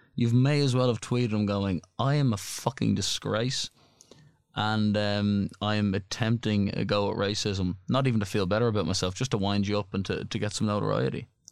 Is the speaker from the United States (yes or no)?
no; Ireland